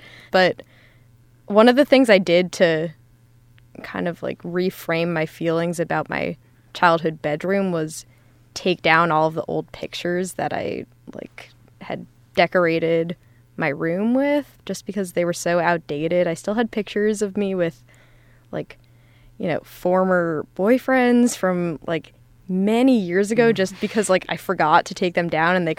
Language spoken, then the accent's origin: English; Millburn, New Jersey, United States; I'm from Milburn, New Jersey, which is in Essex County. It's about 40 minutes via NJ Transit.